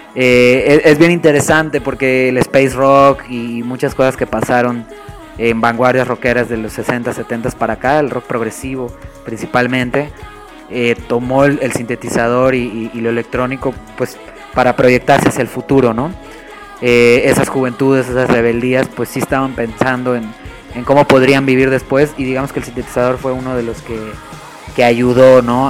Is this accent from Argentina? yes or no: no; Mexico